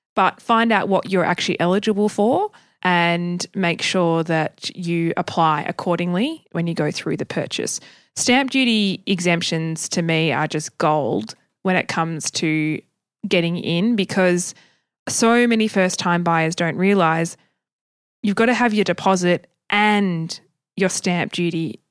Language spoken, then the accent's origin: English; Tasmania, Australia; I grew up in Tasmania and we're ten years behind everybody else.